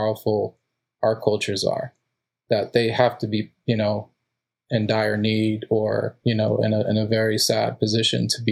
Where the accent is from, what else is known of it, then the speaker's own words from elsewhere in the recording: Mexico; now in United States; I was born in Mexico and my father was too.